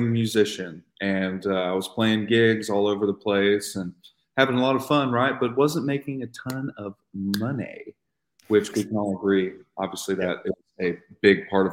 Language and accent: English; Madison, Alabama, United States; So I'm from Huntsville originally. I grew up in the Harvest Madison area, and I went to Bob Jones High School, which is a large high school here in town